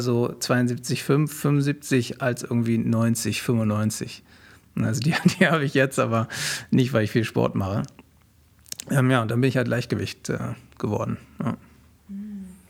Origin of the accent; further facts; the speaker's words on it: Berlin, Germany; also born or lived in Wilmersdorf, Berlin; ich bin in, in Wilmersdorf geboren und ja. dann bin ich in äh, Zehlendorf aufgewachsen